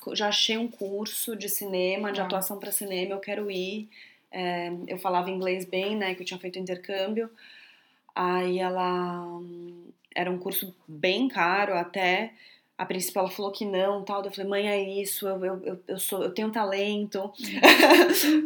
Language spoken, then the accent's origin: Portuguese; São Paulo, Brazil; also born or lived in Bahia / New Zealand; eu nasci na Bahia, né? Então eu cresci dentro de restaurante e tudo mais. Só que logo eu fui para São Paulo, minha mãe é de São Paulo, e, e lá ela queria que eu estudasse normal